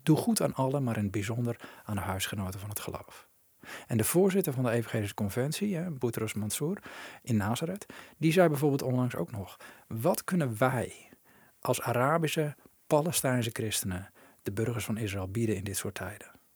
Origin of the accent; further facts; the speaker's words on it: Netherlands; als Nederlanders